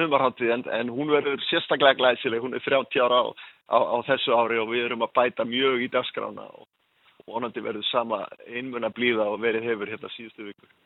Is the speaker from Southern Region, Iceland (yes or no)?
yes; Vestmannaeyjar, Southern Region, Iceland; also born or lived in Hornafjörður; now in Höfn, Iceland; Ég er frá Vestmanheim